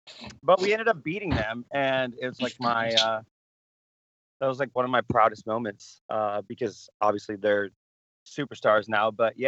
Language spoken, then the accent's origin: English; Michigan, United States; Yeah, I'm a diehard Wings fan. I grew up in Michigan.